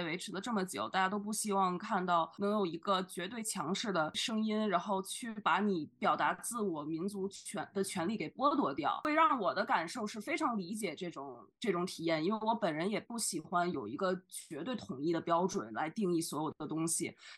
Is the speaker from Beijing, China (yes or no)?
yes; Beijing, China; moved away as an adult; also born or lived in Xi'an, China; now in London, United Kingdom; 我好像作为出生在北京的人